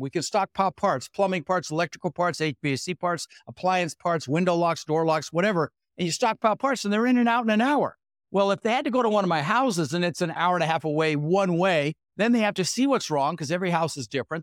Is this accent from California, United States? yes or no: no; Denver, Colorado, United States; also born or lived in Netherlands; now in Sarasota, United States; I was born in the Netherlands, wooden shoes, windmills, immigrated when I was six years old with my brother Albert, my mother Zvonta, and we ended up in Denver, Colorado.